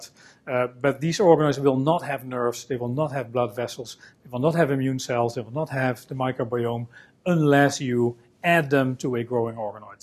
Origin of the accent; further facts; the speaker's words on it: Netherlands; I'm a scientist from the Netherlands